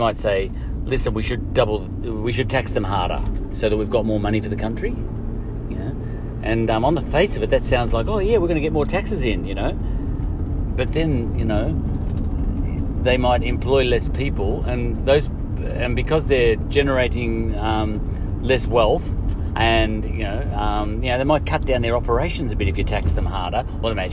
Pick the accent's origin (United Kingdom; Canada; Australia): Australia; we're from Australia